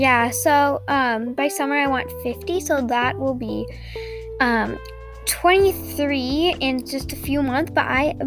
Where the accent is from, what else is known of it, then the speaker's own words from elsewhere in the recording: United States; I am American